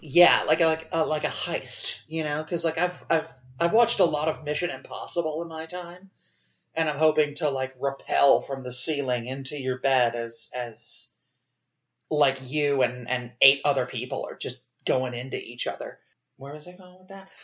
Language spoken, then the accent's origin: English; United States; as an American